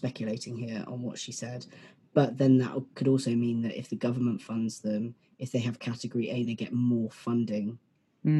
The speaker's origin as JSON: {"language": "English", "country": "United Kingdom", "said": "As a British person"}